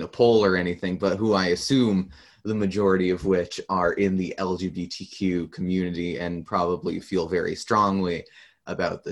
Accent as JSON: {"language": "English", "town": "St. Albert", "region": "Alberta", "country": "Canada", "said": "I'm from St. Albert"}